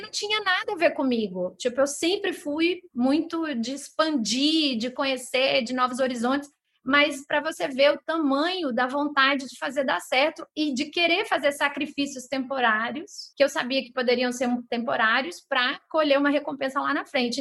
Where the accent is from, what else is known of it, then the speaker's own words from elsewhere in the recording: São Luís, Maranhão, Brazil; moved away as an adult; also born or lived in Rio de Janeiro; voltar a morar na, na minha cidade natal, onde a minha mãe estava